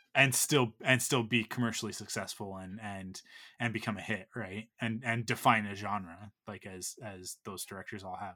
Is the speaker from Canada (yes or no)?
yes; Canada; we're Canadian